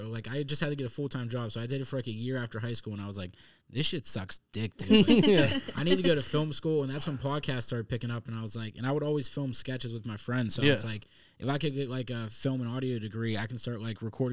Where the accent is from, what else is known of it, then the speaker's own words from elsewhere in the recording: Etna, Pennsylvania, United States; also born or lived in Florida; I'm from Aetna, PA in Pittsburgh, born and raised.